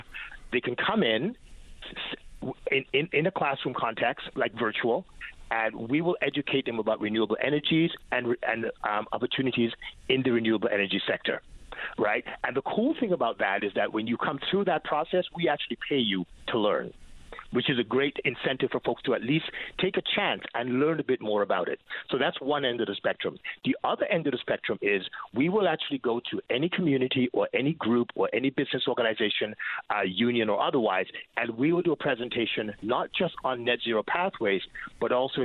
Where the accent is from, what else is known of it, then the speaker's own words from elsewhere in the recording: Quebec, Canada; I grew up in Quebec